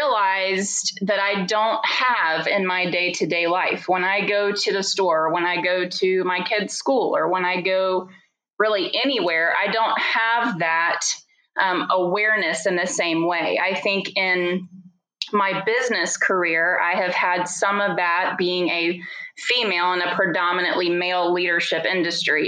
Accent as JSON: {"language": "English", "region": "the South", "country": "United States", "tie": "born or raised there", "said": "I grew up in the South"}